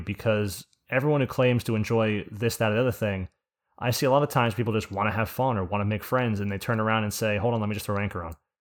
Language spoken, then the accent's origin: English; New Jersey, United States; accent: Jersey; my accent by calling it a Jew-Z accent